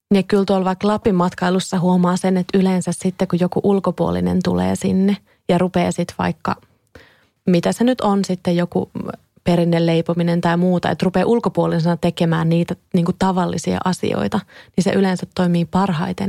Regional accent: Kouvola, Kymenlaakso, Finland; now in Helsinki, Finland; mä muistan jo lapsena, kun mä tulin Kouvolasta Helsingin rautatieasemalle junalla useita kertoja

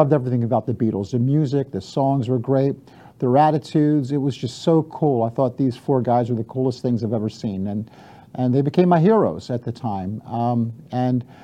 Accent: Baltimore, Maryland, United States; I grew up in Baltimore.

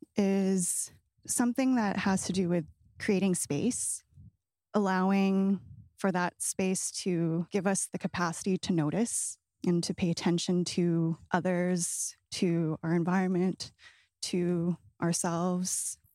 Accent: British Columbia, Canada; growing up in the West Coast, uh, like in B C

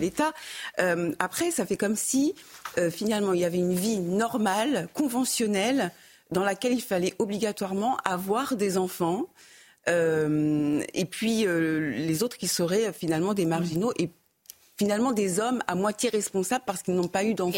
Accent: France; nous, en tant que Français

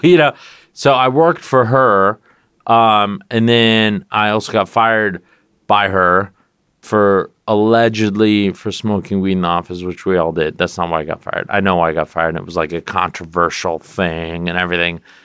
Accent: California, United States; moved away as an adult; now in New York, United States; I always used to say California, but I live in New York

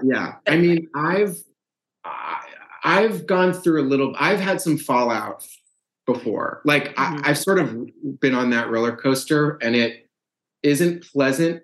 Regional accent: Brookline, Massachusetts, United States; moved away; also born or lived in St. Louis, Missouri; I'm from from Brookline, Massachusetts, same suburb where the where the yeah. book is set. Very much a product of that town

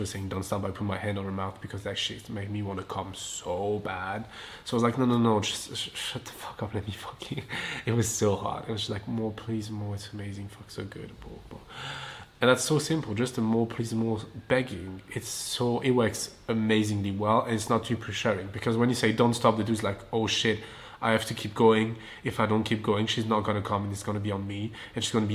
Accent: south of France, France; English is a second language; moved away as an adult; now in Los Angeles, United States; I'm from France, I'm from the south of France

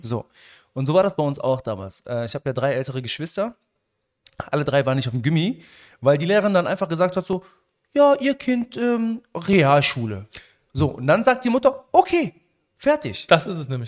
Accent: Germany; Ich bin ja auch Marokkaner. Mhm. In Deutschland geboren und aufgewachsen

